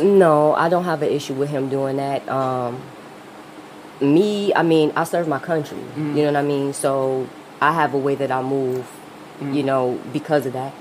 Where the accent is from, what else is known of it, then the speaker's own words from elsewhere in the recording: Grand Rapids, Michigan, United States; I'm from Grand Rapids, Michigan.